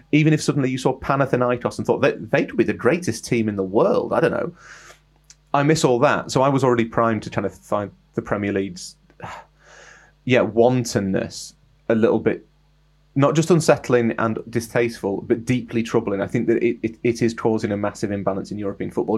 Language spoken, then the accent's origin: English; England, United Kingdom; I'm English